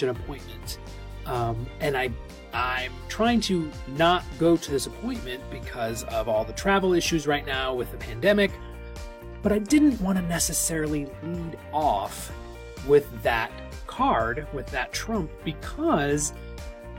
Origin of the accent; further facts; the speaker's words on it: the North, United States; So I'm from the North. And so if you're a Yankee like me